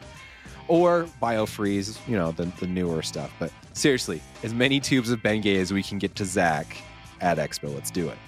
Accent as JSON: {"language": "English", "area": "the Basin", "region": "Utah", "country": "United States", "tie": "born or raised there", "said": "we have people moving to my hometown, to the basin"}